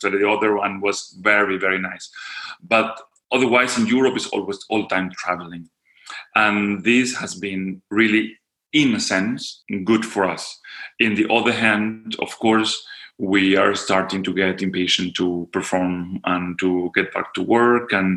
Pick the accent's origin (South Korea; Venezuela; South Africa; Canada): Venezuela; also born or lived in Syria; I come from Venezuela